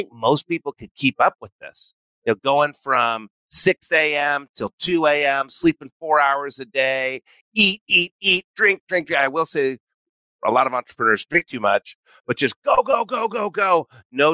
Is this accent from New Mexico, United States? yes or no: yes; New Mexico, United States; I grew up in New Mexico